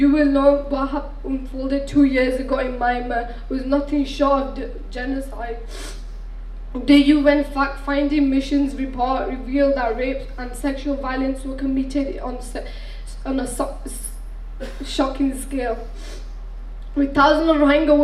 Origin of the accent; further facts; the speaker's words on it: Bangladesh; now in United Kingdom; I was born in Bangladesh